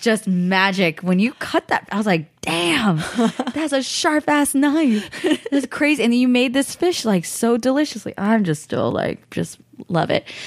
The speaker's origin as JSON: {"language": "English", "area": "Bay Area", "region": "California", "country": "United States", "tie": "born or raised there", "lives_now": "Los Angeles, United States", "said": "I grew up in the Bay Area"}